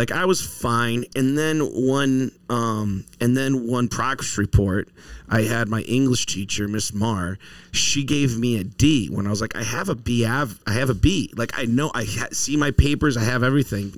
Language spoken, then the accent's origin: English; Northampton, Massachusetts, United States; I grew up in Northampton, Mass